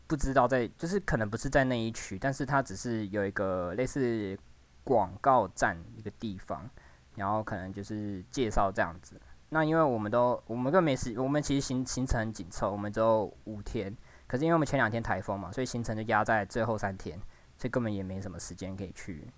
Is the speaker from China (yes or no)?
no; Taiwan; 除了我们。台湾人之外，